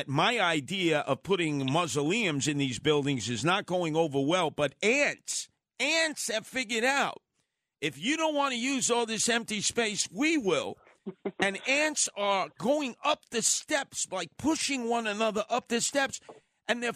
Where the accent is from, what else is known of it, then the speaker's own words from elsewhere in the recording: New York City, New York, United States; When I was a kid growing up in Canarsie